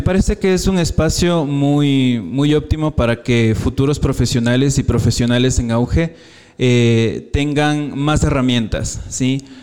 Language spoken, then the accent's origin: Spanish; Quito, Pichincha, Ecuador; soy de aquí de Quito